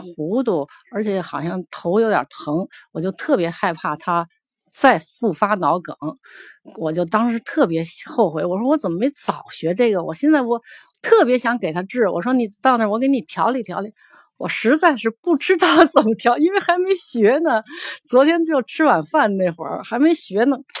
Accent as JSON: {"language": "Chinese", "region": "Beijing", "country": "China", "said": "我是来自北京的"}